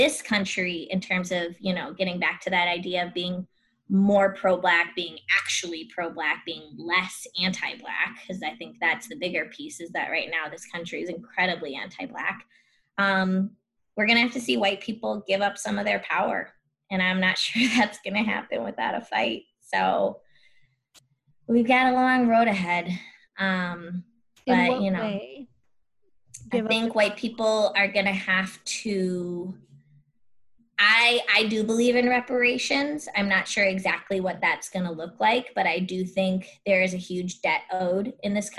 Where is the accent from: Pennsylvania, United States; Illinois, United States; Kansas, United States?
Illinois, United States; Chicago; also born or lived in San Jose; now in Chicago, United States; I grew up rich white girl in the suburbs of Chicago